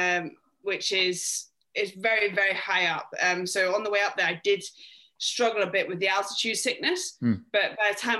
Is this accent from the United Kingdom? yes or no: yes; Scotland, United Kingdom; now in London, United Kingdom; being Scottish